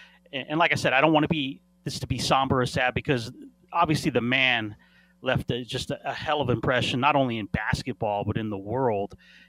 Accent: Las Vegas, Nevada, United States; I lived in Vegas, and I know we're going to get into some stories because you were back in that area, but I grew up in Vegas

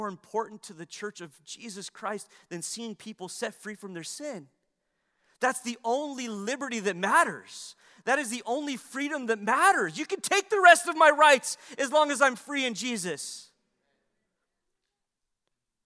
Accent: United States; we hold as Americans

